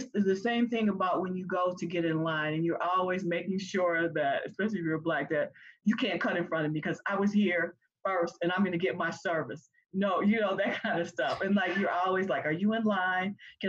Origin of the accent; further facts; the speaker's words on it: the South, United States; But yeah, I mean, even when we were growing up in the South, okay, like I had to go to the dentist